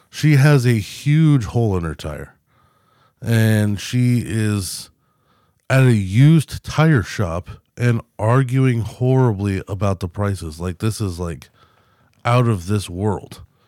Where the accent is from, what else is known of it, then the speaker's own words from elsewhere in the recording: United States; I'm an American